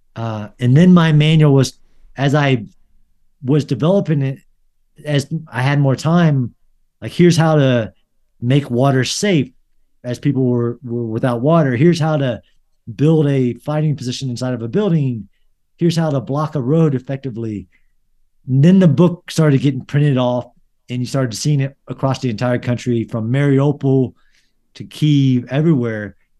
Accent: United States; I'm an American citizen

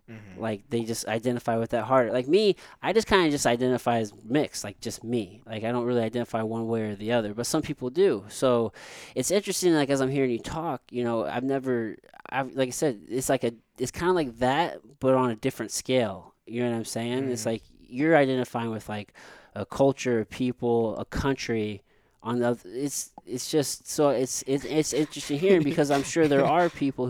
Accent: Potosi, Missouri, United States; also born or lived in San Antonio; now in St. Louis, United States; I'm mixed race, like, I'm black and I'm white. However, I was mostly raised, like, I'm from Missouri, like, backwoods, like, a very small rural town, Potosi, like, where I grew up. Very few black people, mostly white people

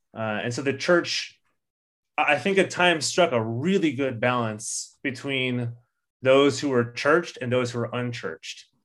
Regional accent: Orange County, California, United States; growing up in Orange County, which was megachurch capital of the world for a long time

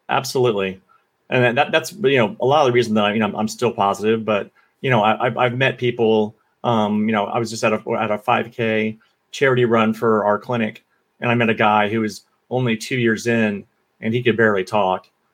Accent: Florida, United States; growing up in Florida. You know, I was a kid in a trailer park

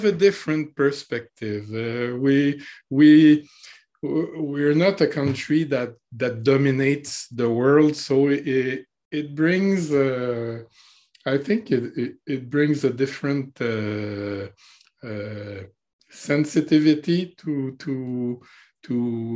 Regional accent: Canada; being Canadian

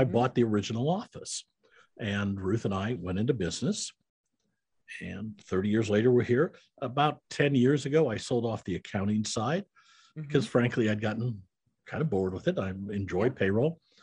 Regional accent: Iowa, United States; I'm a Midwestern boy. I grew up in Iowa

